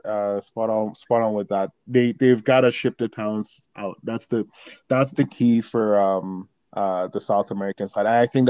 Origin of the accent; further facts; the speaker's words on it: Nigeria; now in Canada; Nigeria because that's just where I grew up in, and that's where, you know, a lot of my culture was defined as a start